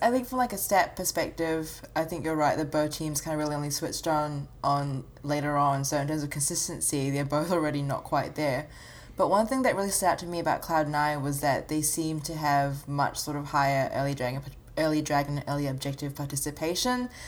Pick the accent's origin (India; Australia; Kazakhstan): Australia; Look, Amanda, I know I'm Australian